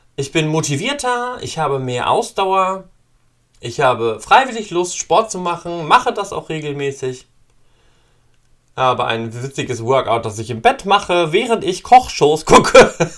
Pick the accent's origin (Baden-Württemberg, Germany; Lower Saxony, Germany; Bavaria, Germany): Lower Saxony, Germany; East Frisia; Ich bin ein gebürtiger Friese